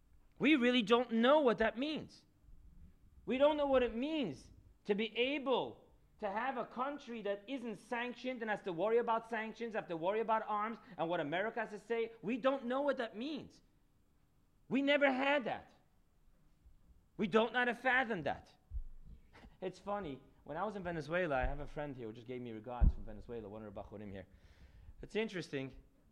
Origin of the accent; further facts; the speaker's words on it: United States; as an American boy